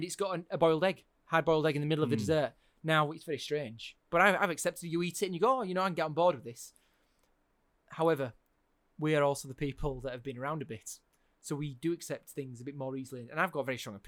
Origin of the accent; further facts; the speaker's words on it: England, United Kingdom; moved away as an adult; now in Thailand; I'm from England